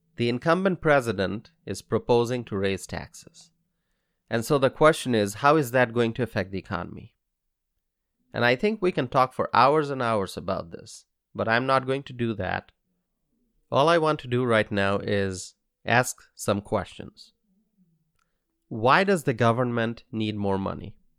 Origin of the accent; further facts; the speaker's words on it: United States; as an American